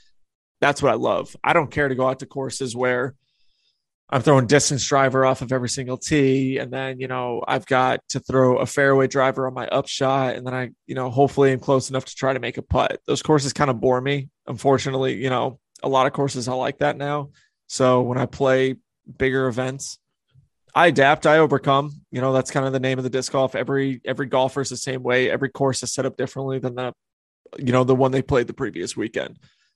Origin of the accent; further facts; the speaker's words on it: New England, United States; But I grew up in the New England area. I grew up playing wooded disc golf because there's so many woods out there.